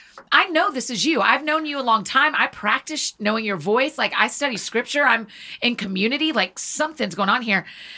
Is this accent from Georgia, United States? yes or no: yes; Marietta, Georgia, United States; moved away as an adult; now in Nashville, United States; So I grew up in Georgia. I grew up in Marietta.